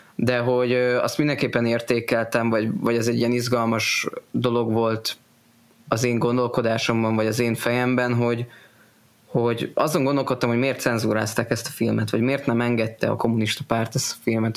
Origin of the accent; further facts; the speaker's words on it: Hungary; magyar evangélikusként